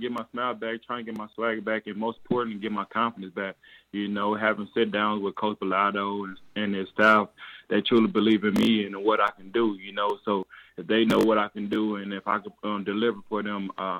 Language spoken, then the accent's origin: English; Jonesboro, Arkansas, United States; moved away as an adult; I'm blessed to be back in the city of Jonesboro and my hometown